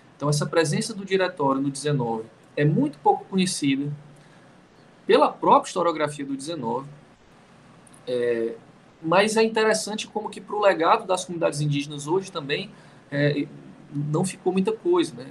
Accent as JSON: {"language": "Portuguese", "town": "Fortaleza", "region": "Ceará", "country": "Brazil", "tie": "born or raised there", "moved": "yes", "said": "Eu sou de Fortaleza, é, no Ceará, e, e, e é uma cidade muito indígena"}